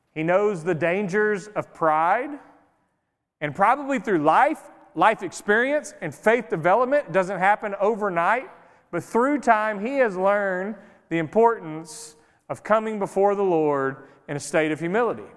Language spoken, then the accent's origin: English; Greenville, United States; now in White Oak, United States; I grew up in Greenville in a city, so I'm used to just noise all the time.